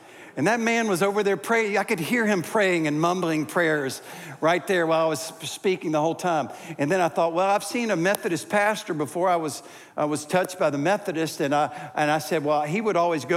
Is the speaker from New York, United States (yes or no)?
no; Greensboro, North Carolina, United States; to my hometown of Greensboro